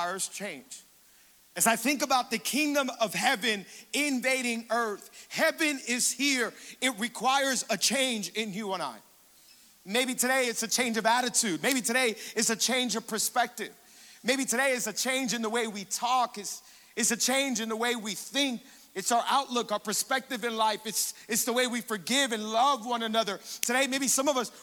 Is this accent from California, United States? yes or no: no; Hialeah, Florida, United States; I'm born and raised in Hialeah